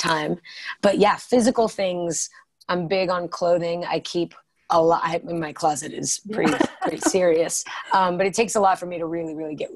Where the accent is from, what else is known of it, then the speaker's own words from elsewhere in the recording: Colorado, United States; I am born and raised in Colorado